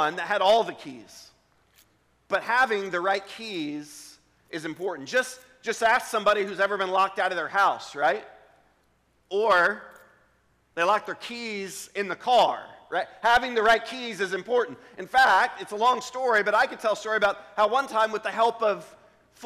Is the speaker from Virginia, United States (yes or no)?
yes; Richmond, Virginia, United States; I grew up in Richmond, Virginia